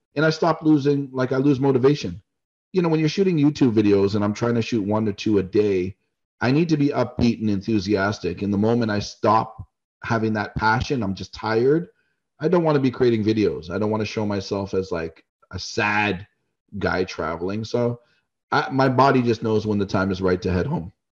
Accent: Canada; being a Canadian

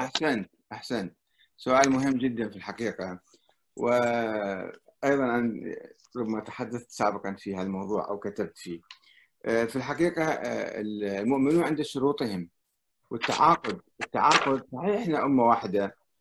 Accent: Iraq; انا كعراقي

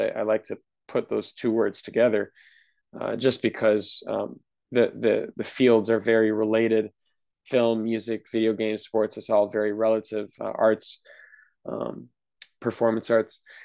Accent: Wisconsin, United States; I'm from Wisconsin

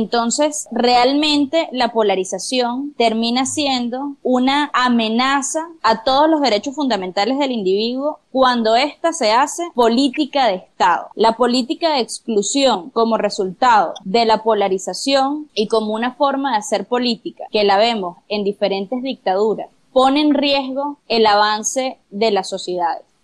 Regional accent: Venezuela; por ejemplo, nosotros atravesamos como venezolanos, en el que es muy difícil que los acuerdos se pongan por delante de las diferencias.

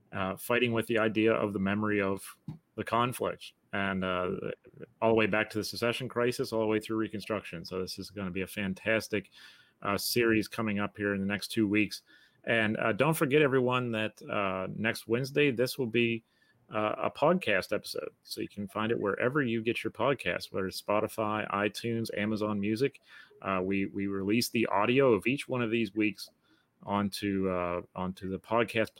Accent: Pennsylvania, United States; I'm Pennsylvanian.

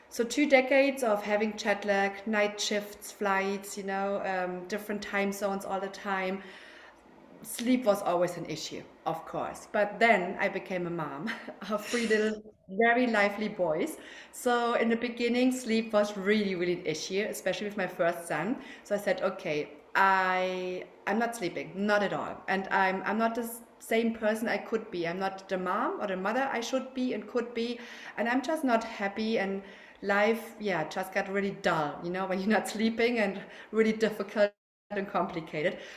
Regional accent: Germany; accent: German; English is a second language; now in Barcelona, Spain; as you can hear from my accent, I'm German, yeah, but I'm living in Spain. I'm living in Barcelona with my husband and my three kids.

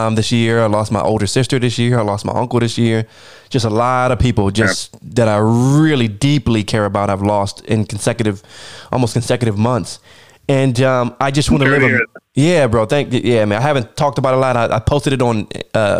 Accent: United States; me personally, as an American

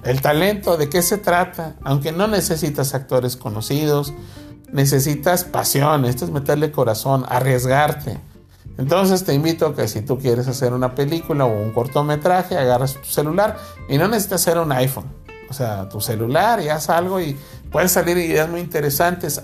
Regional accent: Mexico; somos mexicanos

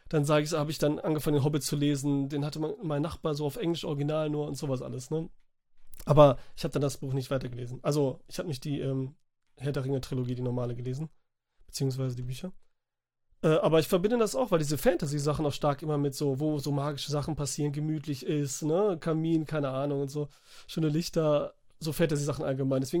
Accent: Italy; Wo ich als Italiener natürlich sagte, nee.

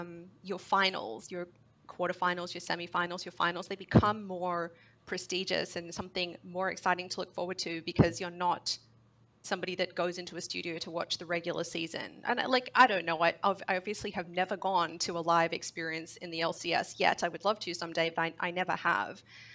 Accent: Australia; this has not ruined my League watching experience, and I'm from Australia.

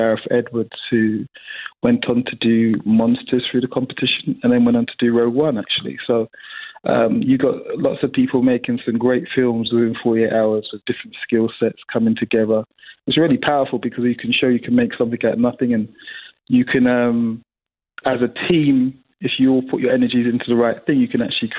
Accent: London, United Kingdom; a young black male growing up in London or growing up in England

